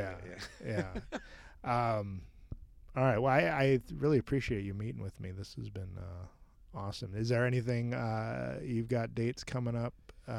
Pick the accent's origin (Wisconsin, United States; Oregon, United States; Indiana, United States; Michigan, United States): Wisconsin, United States; I grew up in Wisconsin